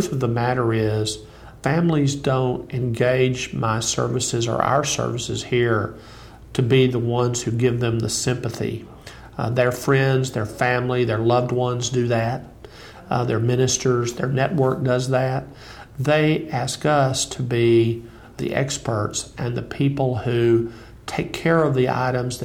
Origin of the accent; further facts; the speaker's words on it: Wichita Falls, Texas, United States; I was living at home in my hometown of Wichita Falls, Texas